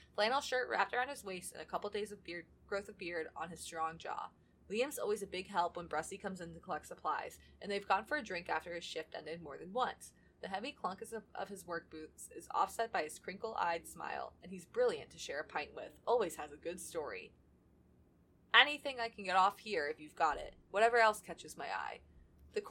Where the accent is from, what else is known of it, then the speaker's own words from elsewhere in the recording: United States; I'm not an ignorant American